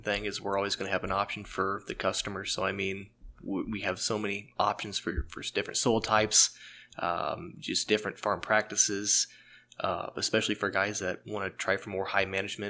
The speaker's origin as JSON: {"language": "English", "town": "Chesterfield", "region": "Illinois", "country": "United States", "tie": "born or raised there", "said": "grew up in Chesterfield, just north of Chesterfield"}